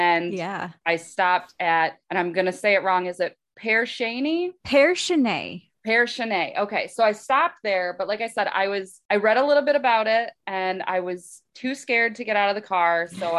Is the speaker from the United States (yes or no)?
yes; Michigan, United States; I'm from Northern Michigan. I still have a lot of family up there.